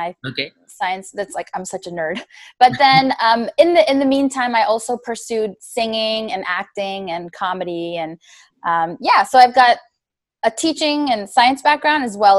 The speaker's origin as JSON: {"language": "English", "town": "Los Angeles", "region": "California", "country": "United States", "tie": "born or raised there", "said": "I'm born and raised here in Los Angeles, California. I have Indian parents"}